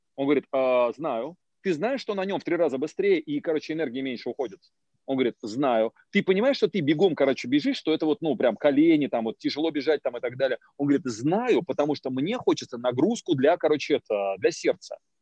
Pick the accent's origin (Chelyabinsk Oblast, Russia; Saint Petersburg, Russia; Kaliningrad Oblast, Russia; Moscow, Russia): Moscow, Russia; я из Москвы.